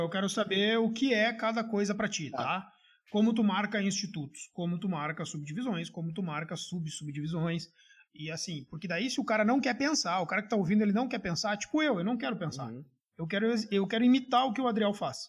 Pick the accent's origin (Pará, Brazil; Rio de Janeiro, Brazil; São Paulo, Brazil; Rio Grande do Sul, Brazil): Rio Grande do Sul, Brazil; Gaúcho; accent: gaúcho